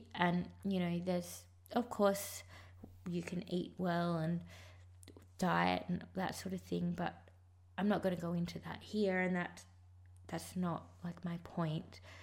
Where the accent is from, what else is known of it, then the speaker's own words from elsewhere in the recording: Sydney, New South Wales, Australia; also born or lived in Sri Lanka; I left Sri Lanka and I moved to Sydney with my adopted parents